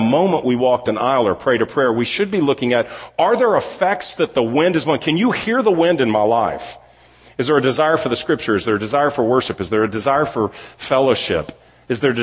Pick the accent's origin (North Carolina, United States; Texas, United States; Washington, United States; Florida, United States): Texas, United States; Houston; moved away as an adult; also born or lived in California; now in Dallas, United States; I grew up in Houston, then spent basically half my life in Houston, the next half of my life, more than the next half of my life, in California, and then came back here